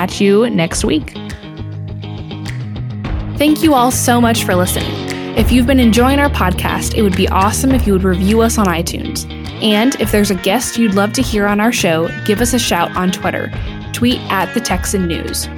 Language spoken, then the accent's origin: English; Washington, United States; I grew up in Washington